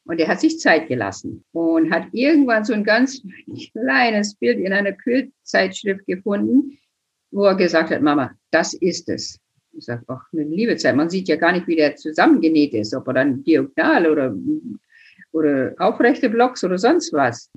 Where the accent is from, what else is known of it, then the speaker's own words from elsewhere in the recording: United States; now in Germany; ich bin geboren in den USA, groß geworden auf der Prärie